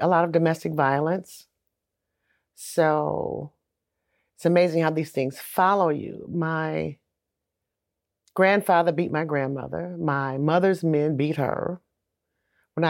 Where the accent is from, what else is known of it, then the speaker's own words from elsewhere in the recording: Saginaw, Michigan, United States; I grew up in Saginaw, Michigan